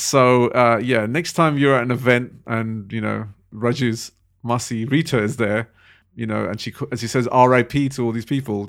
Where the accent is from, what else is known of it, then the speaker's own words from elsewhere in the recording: London, United Kingdom; we're also from London.